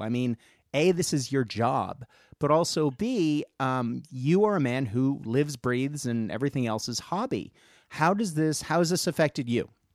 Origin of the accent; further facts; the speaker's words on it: United States; also born or lived in Baltimore; now in Australia; I'm an American living in Australia